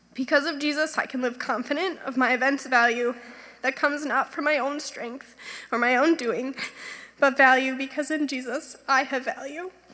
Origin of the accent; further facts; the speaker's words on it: Grand Rapids, Michigan, United States; I grew up here in Grand Rapids in a Christian home